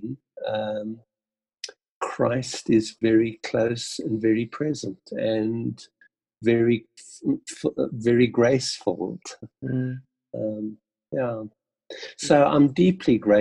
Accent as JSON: {"language": "English", "town": "Port Elizabeth", "region": "Eastern Cape", "country": "South Africa", "tie": "born or raised there", "said": "Being born in South Africa, Port Elizabeth, growing up in PE in a very, very ordinary family, living in 16 different homes in my first 17 years."}